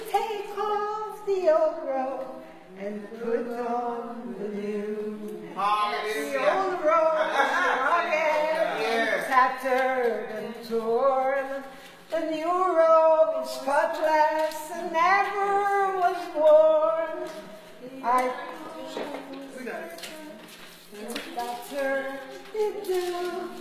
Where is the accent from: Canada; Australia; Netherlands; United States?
Canada; Ontario; I'm from Ontario, Canada